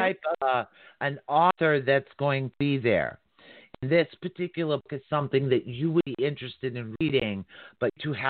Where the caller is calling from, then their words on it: Massachusetts, United States; Not at Cape, but yeah, closer to Cape Cod, past Boston. Yeah. So, yeah, I'm over in that particular area.